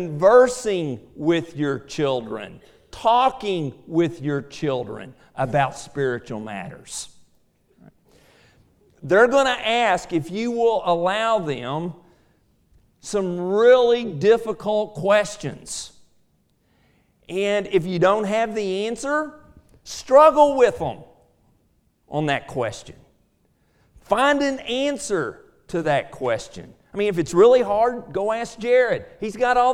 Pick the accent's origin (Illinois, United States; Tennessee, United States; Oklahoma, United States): Oklahoma, United States; Ada; I grew up in Ada, Oklahoma